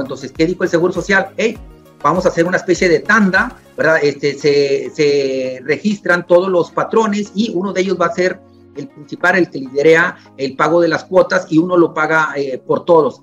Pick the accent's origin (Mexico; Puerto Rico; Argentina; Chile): Mexico; como buenos mexicanos